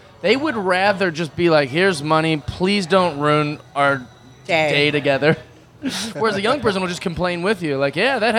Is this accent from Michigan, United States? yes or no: no; Seattle, Washington, United States; now in Sherman Oaks, United States; I'm from Seattle.